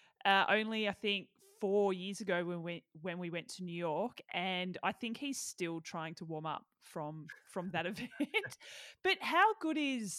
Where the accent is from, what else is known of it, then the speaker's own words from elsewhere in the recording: Melbourne, Victoria, Australia; I was from Melbourne